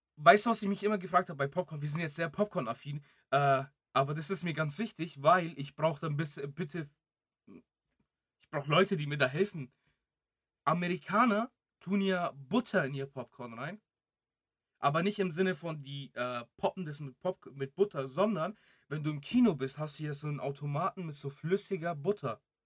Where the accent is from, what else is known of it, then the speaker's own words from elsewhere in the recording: Greece; moved away; ich bin ja auch in Griechenland geboren.